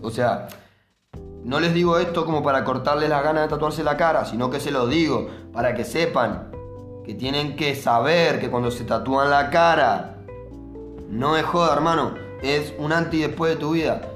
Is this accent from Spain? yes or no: no; Mar del Plata, Buenos Aires Province, Argentina; yo soy acá de Parque Luro, luego Villa Primero